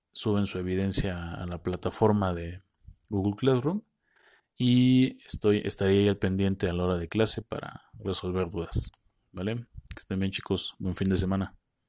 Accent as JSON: {"language": "Spanish", "country": "Mexico", "said": "nosotros así somos los mexicanos"}